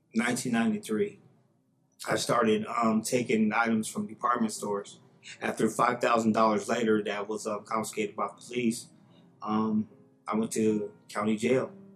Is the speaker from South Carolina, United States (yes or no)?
no; Sacramento, California, United States; In nineteen seventy-one, I was born in Sacramento, California